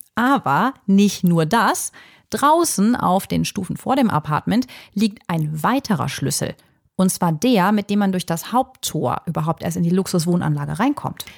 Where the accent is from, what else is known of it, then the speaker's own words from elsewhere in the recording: Germany; bei uns in Deutschland